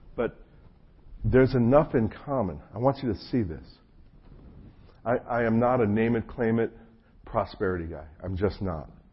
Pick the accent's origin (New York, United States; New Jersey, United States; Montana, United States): New Jersey, United States; moved away as an adult; also born or lived in Chapel Hill, North Carolina; I was raised in New Jersey.